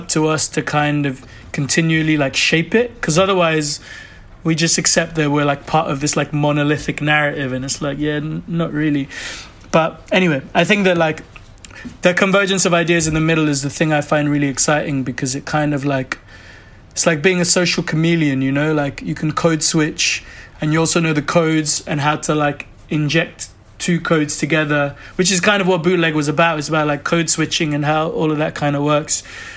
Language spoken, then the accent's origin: English; Lagos, Nigeria; also born or lived in United Kingdom / New York; now in London, United Kingdom; We grew up, me and my closest brother, we grew up in Nigeria and spent a lot of time in the UK